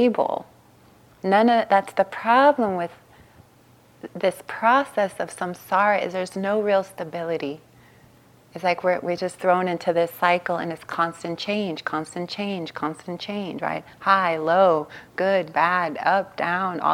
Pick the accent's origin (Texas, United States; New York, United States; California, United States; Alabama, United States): California, United States; Long Beach; I grew up in East Long Beach, Compton border